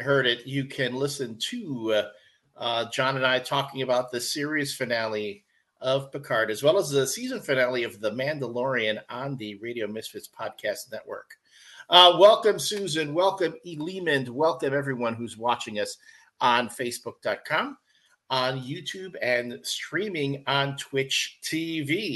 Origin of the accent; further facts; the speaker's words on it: Chicago, Illinois, United States; I am growing up on the South Side in the 80s